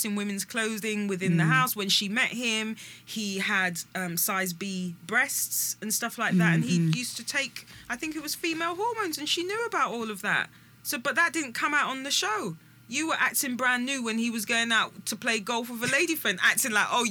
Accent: United Kingdom; we're British born. Mm. We're British people.

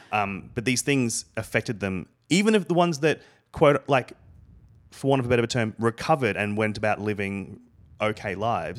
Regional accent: Australia; moved away as an adult; now in United States; I come from Australia

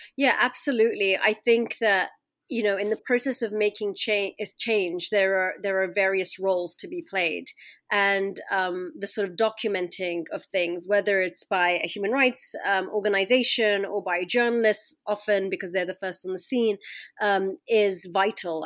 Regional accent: London, United Kingdom; I was growing up in London as, you know, uh, my Egyptian parents, I looked Egyptian

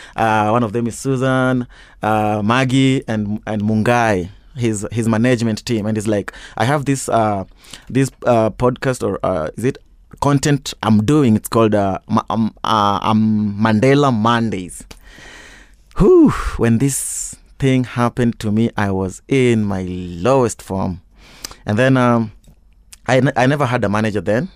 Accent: Kisumu, Kisumu County, Kenya; moved away as an adult; also born or lived in Kakamega; now in Nairobi, Kenya; I grew up in Kisumu, uh, a place called uh, Mamboleo, uh, where my mom and dad currently live

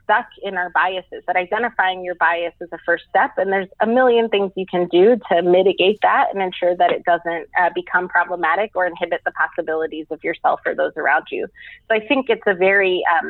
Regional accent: New York, United States; I'm a first generation American. I'm a New Yorker

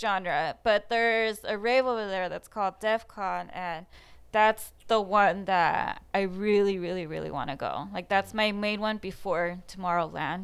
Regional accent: Fullerton, California, United States; I was born and raised in Fullerton, closer to the edge of Buena Park, but technically Fullerton.

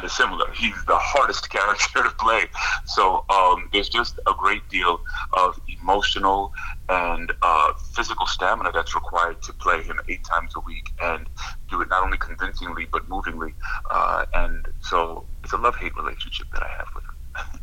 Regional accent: Long Island, New York, United States; I grew up in Long Island, New York

